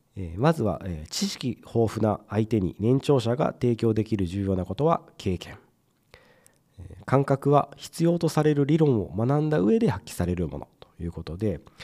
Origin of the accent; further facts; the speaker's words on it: Mie, Japan; 僕と同じ三重県出身ということであの僕子供の頃からですねやっぱり同じ三重県出身ってなると